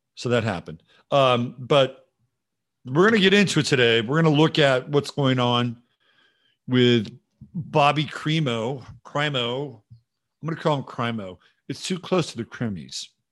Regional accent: Bay Area, California, United States; I'm from the Bay Area

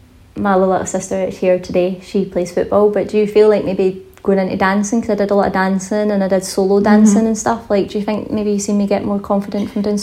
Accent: Scotland, United Kingdom; accent: Scottish; Hopefully I'll have my Scottish accent back very soon.

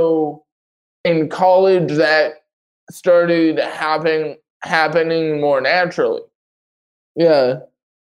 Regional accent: Los Angeles, California, United States; moved away as an adult; also born or lived in Panorama City, California; now in Billings, United States; I was born in Panorama City, California, the Los Angeles area, the northern Los Angeles area called the Valley. I grew up in a city called Reseda. I lived there until I came out here for college

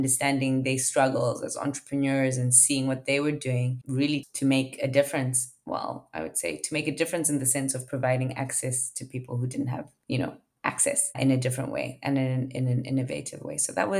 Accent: Zimbabwe; also born or lived in South Africa; So I'm originally from Zimbabwe and then ended up in South Africa, given the economic crisis that had happened

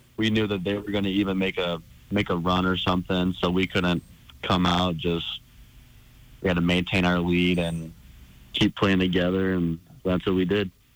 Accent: Helena, Montana, United States; born or raised there

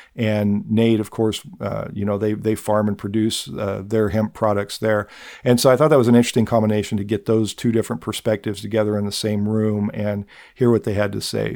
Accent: Nickerson, Kansas, United States; my hometown of Nickerson

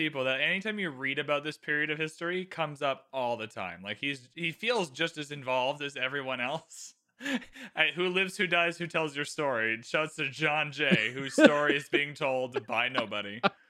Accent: Canada; I just get to dump on American people as a Canadian. So I just have a free card. Like, oh, sorry, I'm Canadian.

